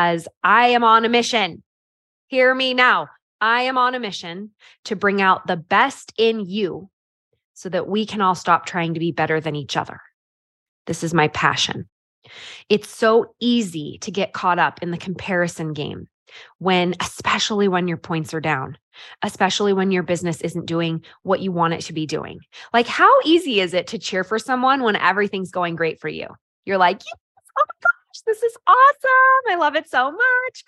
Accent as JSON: {"language": "English", "region": "California", "country": "United States", "tie": "born or raised there", "also_born_or_lived": "Idaho", "moved": "yes", "lives_now": "Utah, United States", "said": "I grew up in California and I now live in Utah"}